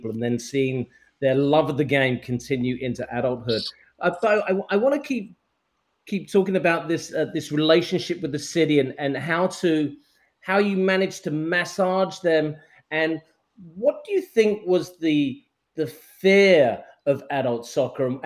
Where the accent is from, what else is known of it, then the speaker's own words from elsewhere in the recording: England, United Kingdom; now in Southern California, United States; I'm from England